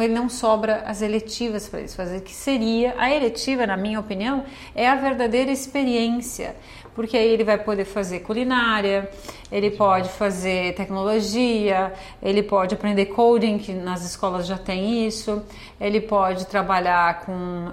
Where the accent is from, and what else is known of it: Brazil; moved away as an adult; now in Canada